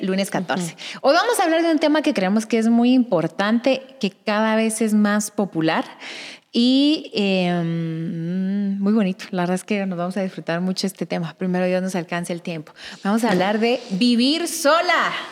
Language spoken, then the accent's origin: Spanish; Guatemala; moved away as an adult; also born or lived in Guatemala City; soy del interior de Guatemala y esa es la razón por la que salí de mi casa